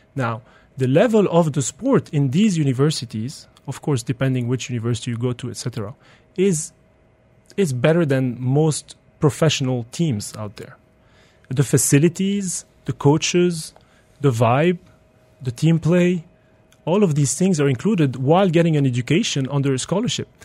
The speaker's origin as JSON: {"language": "English", "country": "Belgium", "tie": "born or raised there", "moved": "yes", "lives_now": "United Arab Emirates", "said": "I grew up in Belgium"}